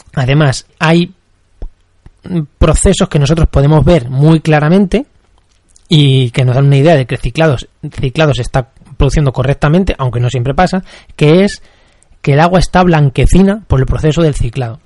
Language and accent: Spanish; Castilla-La Mancha, Spain; yo soy de La Mancha